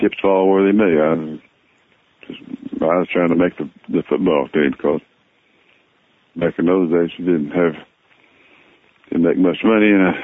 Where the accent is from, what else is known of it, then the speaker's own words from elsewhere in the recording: Fort Worth, Texas, United States; moved away as an adult; also born or lived in Detroit; born and raised in Fort Worth, Texas